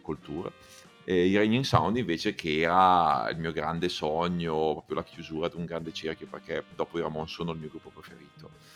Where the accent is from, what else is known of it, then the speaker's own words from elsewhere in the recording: Bergamo, Lombardy, Italy; also born or lived in Milan; da Bergamasco